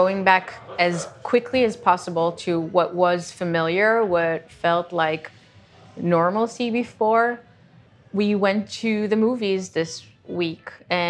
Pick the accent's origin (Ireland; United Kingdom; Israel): Israel; it was a major part of growing up in Israel.